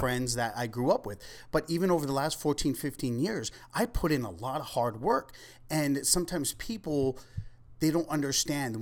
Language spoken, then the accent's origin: English; Ventura, California, United States; also born or lived in Oxnard; I grew up in East Ventura.